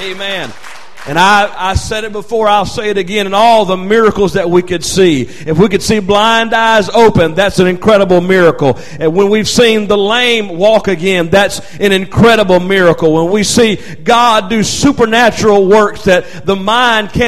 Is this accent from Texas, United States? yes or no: no; North Carolina, United States; I'm from North Carolina, and sometimes we say, killed it.